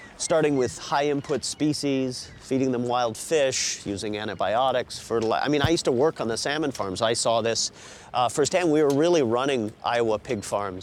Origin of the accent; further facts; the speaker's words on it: Newfoundland and Labrador, Canada; moved away; also born or lived in Alaska; I was born and raised in Newfoundland in the fishery there